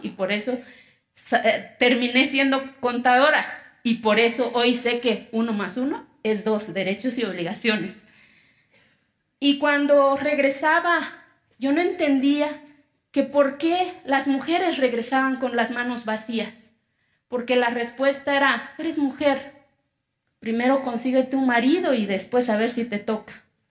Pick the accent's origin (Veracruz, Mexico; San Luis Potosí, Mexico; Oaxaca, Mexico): Oaxaca, Mexico; Santa María Quiegolani; first language Zapotec; Spanish is a second language; moved away; Yo vengo de una comunidad que se llama Quiegolán, de los 570 municipios que tiene mi estado. Soy indígena, mi lengua materna es el zapoteco